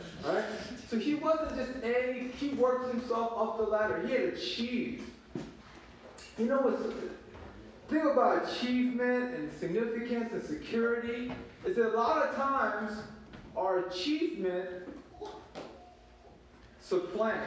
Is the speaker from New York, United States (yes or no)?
no; Baltimore, Maryland, United States; moved away as an adult; now in Atlanta, United States; When I was growing up in Baltimore City